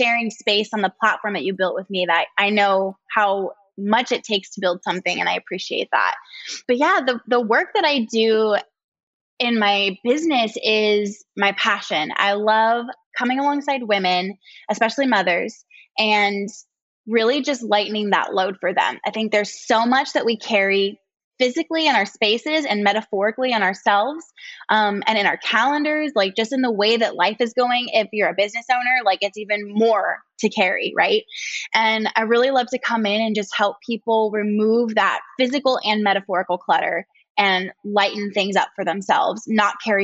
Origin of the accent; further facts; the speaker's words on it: Murrieta, Southern California, United States; moved away as an adult; also born or lived in San Diego, California; now in Greenville, South Carolina, United States; I'm like born and raised Southern California girl. I grew up in Marietta, which is like an hour outside of San Diego